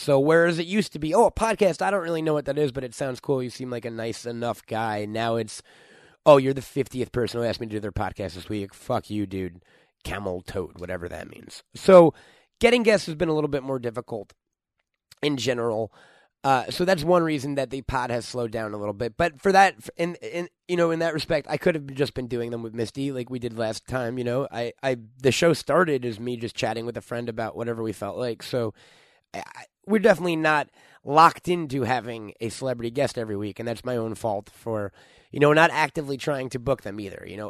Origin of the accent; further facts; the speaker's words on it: New York, United States; moved away as an adult; now in Los Angeles, United States; I'm from New York. I moved out here to try to work in the film or entertainment business